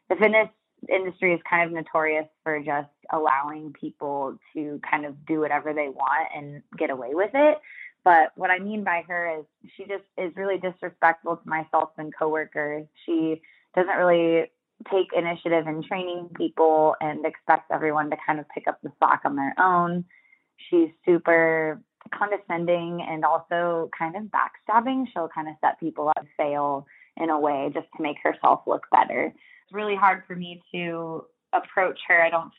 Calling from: Oregon, United States

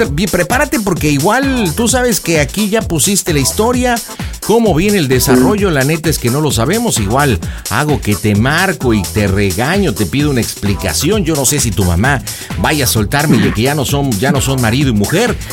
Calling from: Ciudad Mante, Tamaulipas, Mexico; le estoy hablando acá de Tamaulipas, de Ciudad Mante, ¿cómo está?

